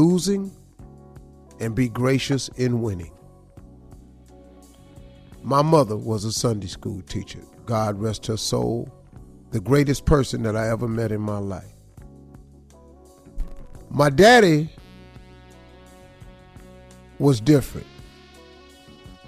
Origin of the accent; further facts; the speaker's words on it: Cleveland, Ohio, United States; I'm from Cleveland